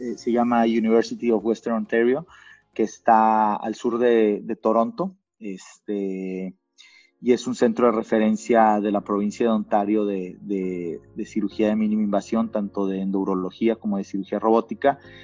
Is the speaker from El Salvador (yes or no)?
no; Monterrey, Nuevo León, Mexico; moved away as an adult; also born or lived in Mexico City / Canada; siendo regio